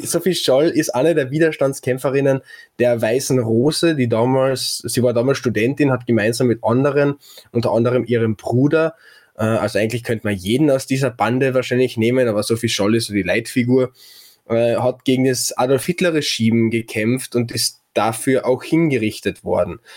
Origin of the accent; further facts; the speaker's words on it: Klagenfurt, Carinthia, Austria; als Klagenfurter